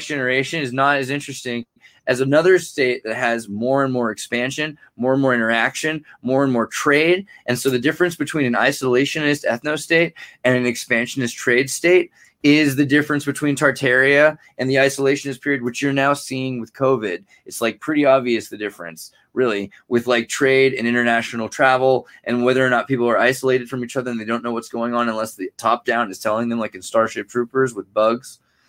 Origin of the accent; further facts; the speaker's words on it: Santa Cruz, California, United States; also born or lived in Silicon Valley; I'm from Santa Cruz, California